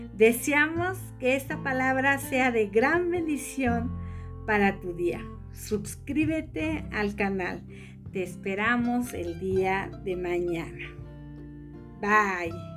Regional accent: Mexico; como buen, como buen mexicano

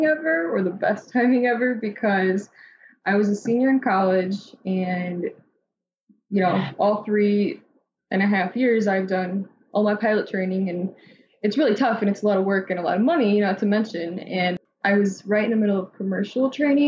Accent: Midwest, United States; I'm from the Midwest and there wasn't any in that area

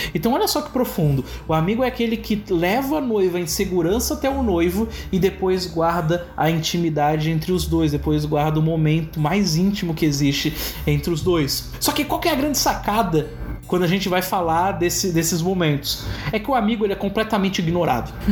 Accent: Santa Catarina, Brazil; sou de Santa Catarina

